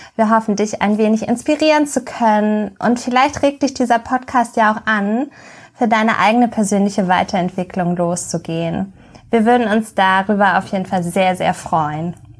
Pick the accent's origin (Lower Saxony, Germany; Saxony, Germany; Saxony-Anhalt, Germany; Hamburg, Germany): Hamburg, Germany; Also ich bin geboren und aufgewachsen in Hamburg und ich lebe hier auch noch an der schönen Elbe.